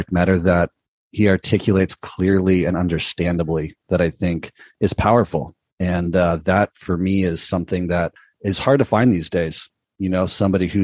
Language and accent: English; Southern California, United States; growing up in Southern California, being around and so close to Hollywood